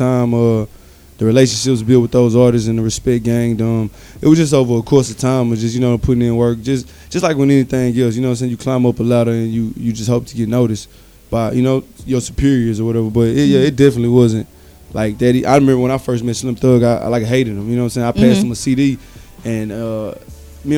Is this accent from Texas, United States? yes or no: yes; Houston, Texas, United States; also born or lived in Longview, Texas; I was born and raised in Houston